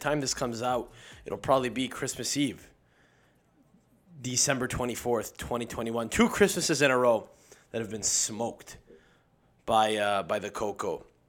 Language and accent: English; Campobasso, Molise, Italy; Me, I'm from Campobasso. That's where my family's from. We're from Campobasso, bro. You never heard of it? It's a big town. It's a big town of 40,000 people.